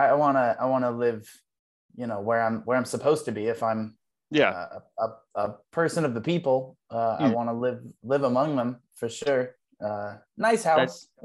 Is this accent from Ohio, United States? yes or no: yes; Ohio, United States; moved away; I'm from Ohio. So I was living in Ohio at the time.